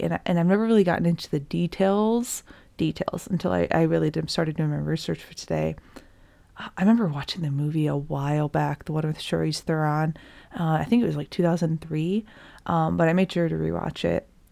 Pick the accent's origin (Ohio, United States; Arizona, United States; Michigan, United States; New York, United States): Michigan, United States; I'm also from Michigan